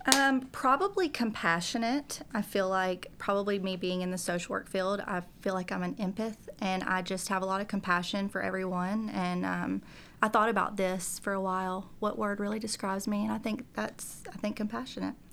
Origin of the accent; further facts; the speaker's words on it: South Georgia, United States; moved away as an adult; now in Tennessee, United States; I'm from South Georgia originally